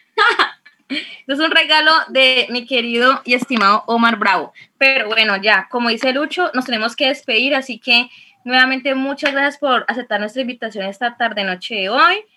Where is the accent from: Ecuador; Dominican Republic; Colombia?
Colombia; nuestro país